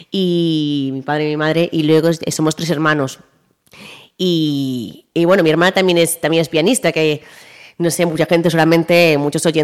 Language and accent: Spanish; Vigo, Galicia, Spain; Somos de aquí, de Vigo.